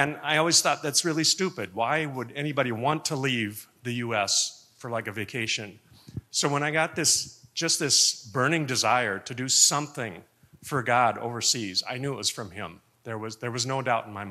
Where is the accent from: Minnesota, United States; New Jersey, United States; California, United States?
Minnesota, United States; St. Louis Park; moved away as an adult; also born or lived in Congo; My parents moved here when I was about 2 years old, and for 12 years of my time here in St. Louis Park, I lived in that house about 50 feet from the church here